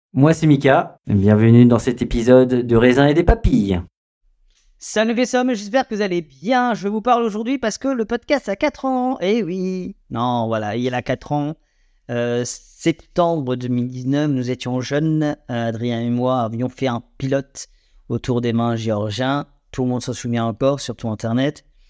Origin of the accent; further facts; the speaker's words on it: Alsace, Grand Est, France; nous sommes des Alsaciens, Alsaciennes, Alsaciens